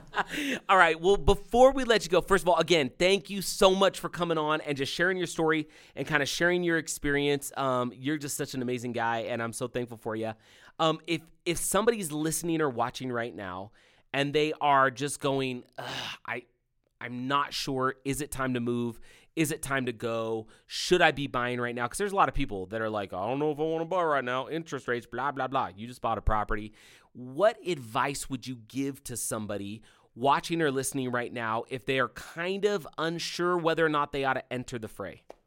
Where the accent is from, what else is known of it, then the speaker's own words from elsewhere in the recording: California, United States; when I was growing up, growing up in California